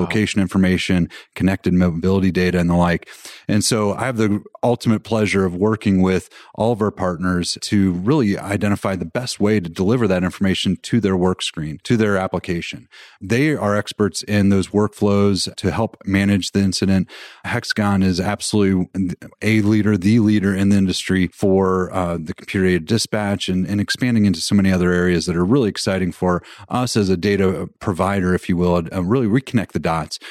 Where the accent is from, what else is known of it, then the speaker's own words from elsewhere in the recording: Colorado, United States; I'm from Colorado